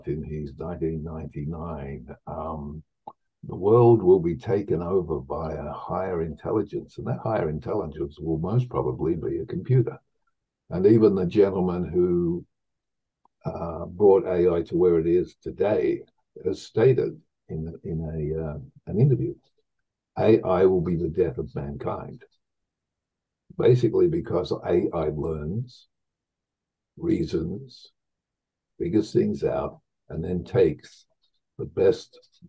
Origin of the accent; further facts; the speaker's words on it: Victoria, Australia; moved away; I grew up on a farm in the middle of nowhere in Australia